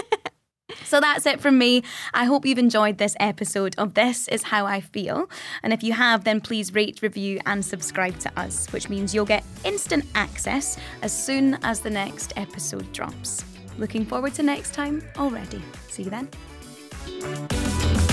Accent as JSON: {"language": "English", "region": "Scotland", "country": "United Kingdom", "said": "we're Scottish"}